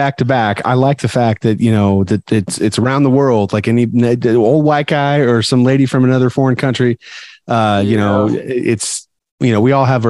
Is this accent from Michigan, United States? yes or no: no; Arizona, United States; And I'm like, what? Like, I'm from Arizona. Like, we're action neutral.